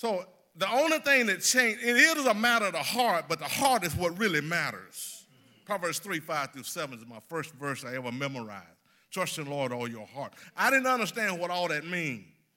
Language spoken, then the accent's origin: English; South Mississippi, United States; moved away as an adult; also born or lived in Dixon; now in Nashville, United States; I grew up in South Mississippi